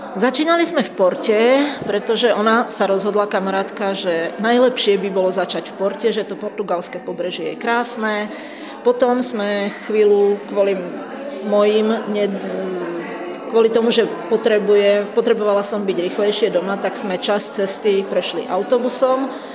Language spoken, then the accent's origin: Slovak; Slovakia; odkiaľ sme, že zo Slovenska